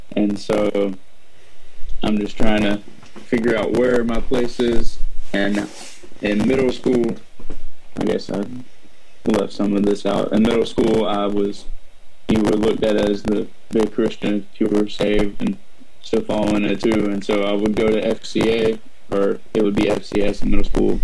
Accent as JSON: {"language": "English", "town": "Savannah", "region": "Georgia", "country": "United States", "tie": "born or raised there", "said": "I was born in Savannah, Georgia"}